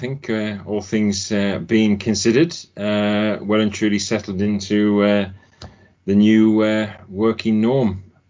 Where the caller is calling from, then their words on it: Ashby-de-la-Zouch, East Midlands, United Kingdom; My home. My home in Ashby de la Zouche.